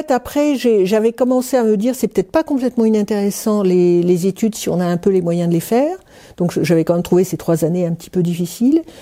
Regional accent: Paris, Île-de-France, France; moved away as an adult; also born or lived in Aix-en-Provence; j'ai quitté Paris, mes parents, et je suis allé m'installer à Aix-en-Provence.

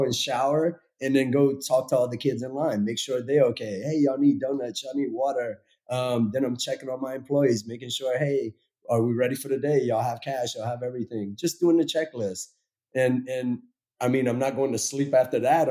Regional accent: Lafayette, Louisiana, United States; there's a college in my hometown that gets overlooked all the time, UL Lafayette

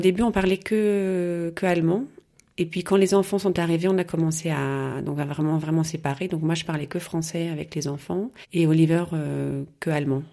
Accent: Rouen, Normandy, France; moved away as an adult; also born or lived in Passau, Germany / Chiari, Italy; now in Munich, Germany; je suis née à Rouen. voilà, donc j'ai fait mes études, j'ai fait mes études à Rouen

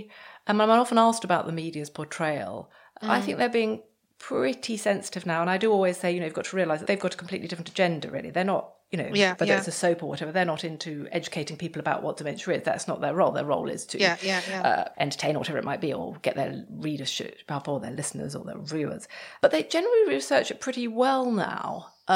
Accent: United Kingdom; we're British

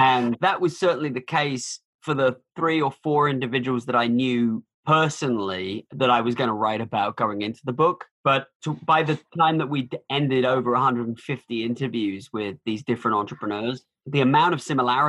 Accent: United Kingdom; now in United States; I'm from the UK originally, but I've spent more time in America than anywhere else.

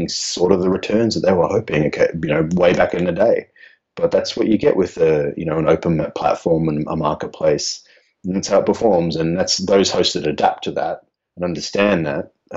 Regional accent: Australia; I'm Australian

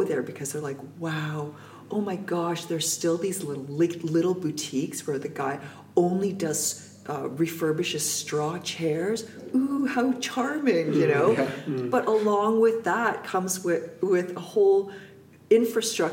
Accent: North Vancouver, British Columbia, Canada; I grew up in North Vancouver

